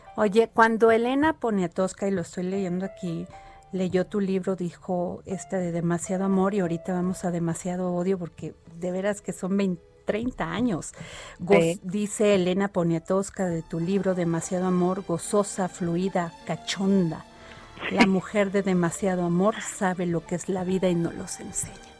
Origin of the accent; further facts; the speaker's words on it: Veracruz, Mexico; yo que soy veracruzana